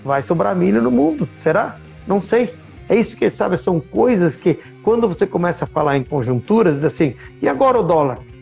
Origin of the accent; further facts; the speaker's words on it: Marau, Rio Grande do Sul, Brazil; eu sou de uma cidade de Marau, onde a gente vive